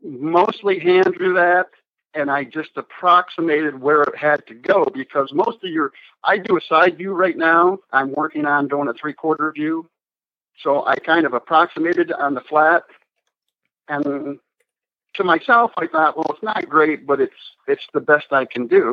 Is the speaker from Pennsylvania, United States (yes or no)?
yes; Bradford County, Pennsylvania, United States; I'm actually from Bradford County, which is up near the New York state line